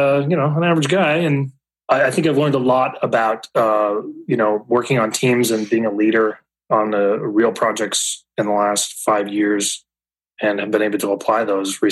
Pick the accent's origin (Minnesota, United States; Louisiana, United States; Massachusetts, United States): Minnesota, United States; moved away as an adult; now in Ohio, United States; So I'm originally from Minnesota, actually. I've been living here in Ohio for just over 10, 11 years.